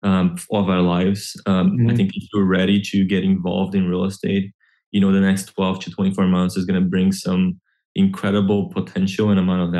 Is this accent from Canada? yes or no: no; Brazil; moved away as an adult; now in Orlando, United States; I grew up in Brazil